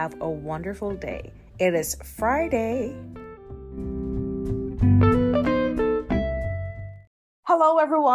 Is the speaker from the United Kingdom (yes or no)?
no; Jamaica; now in Las Vegas, United States; I'm from Jamaica